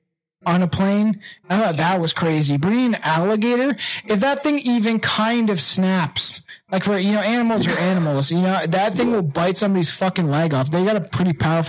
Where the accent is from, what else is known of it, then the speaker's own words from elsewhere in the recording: Canada; I'm from Canada